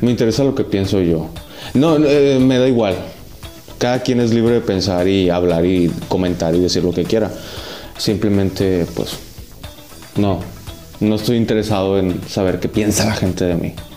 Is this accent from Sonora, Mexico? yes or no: yes; Ures, Sonora, Mexico; born or raised there; also born or lived in Hermosillo